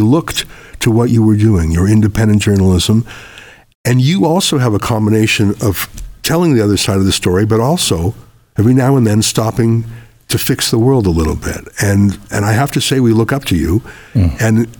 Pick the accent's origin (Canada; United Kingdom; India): Canada; when I told you the story of growing up in Canada, in the rural part where I was the only Jew for miles, I felt completely safe and at home and welcome and loved.